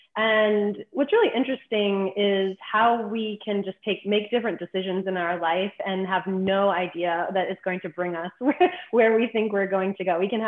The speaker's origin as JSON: {"language": "English", "region": "East Coast", "country": "United States", "tie": "born or raised there", "said": "And I grew up on the East Coast."}